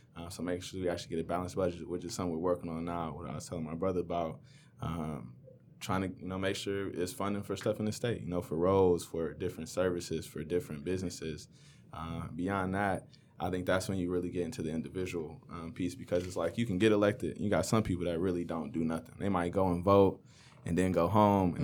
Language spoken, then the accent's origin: English; Inkster, Michigan, United States; I grew up in Inkster